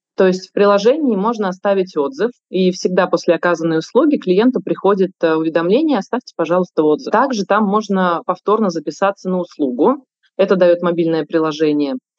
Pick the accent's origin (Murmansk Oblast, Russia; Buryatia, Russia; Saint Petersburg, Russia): Saint Petersburg, Russia; я тоже как петербурженка